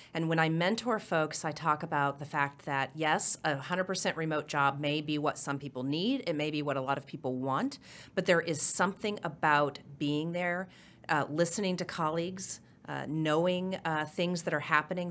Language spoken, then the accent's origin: English; Oklahoma City, Oklahoma, United States; moved away as an adult; also born or lived in Norman, Oklahoma / Miami, Oklahoma / Clinton, Oklahoma / Tulsa, Oklahoma; born and raised in Oklahoma. I lived, uh, I was born in Norman, grew up in Miami, went from the fourth grade through high school in Oklahoma City